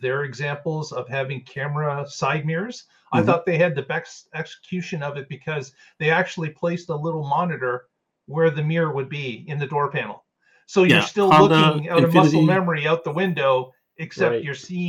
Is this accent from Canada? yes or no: yes; Canada; being Canadian